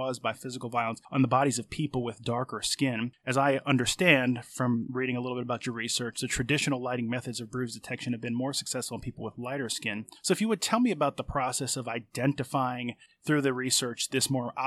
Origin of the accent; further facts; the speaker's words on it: Michigan, United States; also born or lived in New Jersey; now in Virginia, United States; I was born up north, have lived in Virginia for more than half my life at this point, but I grew up both in New Jersey and in Michigan, and especially in Michigan.